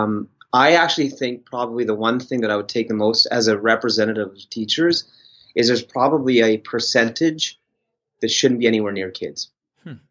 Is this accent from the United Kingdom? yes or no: no; Canada; Ones like you and I that have been privileged to be from Canada and born and raised in Canada